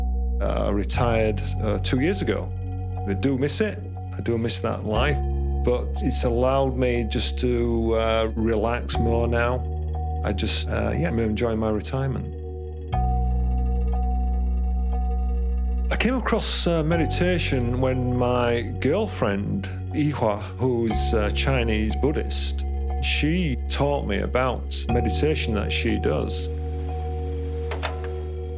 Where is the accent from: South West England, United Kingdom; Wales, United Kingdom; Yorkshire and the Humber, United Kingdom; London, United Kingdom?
Yorkshire and the Humber, United Kingdom; Leeds; now in Kingston upon Hull, United Kingdom; I'm originally from Leeds in West Yorkshire, and I'm currently living in Kingston-upon-Hull.